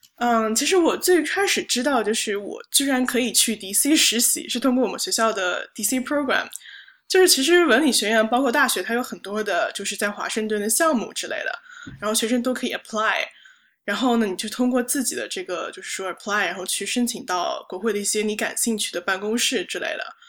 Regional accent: Hangzhou, Zhejiang, China; moved away as an adult; now in New York, United States; 我是杭州人，然后来美国这边读大学

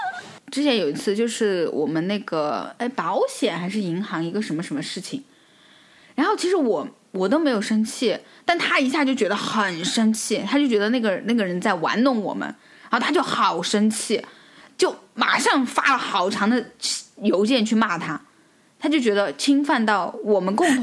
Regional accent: China; now in France; 像我们中国人交友就是那个涟漪嘛

